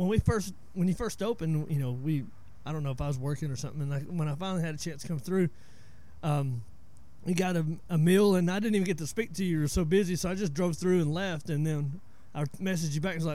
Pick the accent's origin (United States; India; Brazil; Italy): United States; northeast Georgia; moved away as an adult; now in DeRidder, United States; I'm 41, so I grew up in the Appalachian Mountains, you know, northeast Georgia.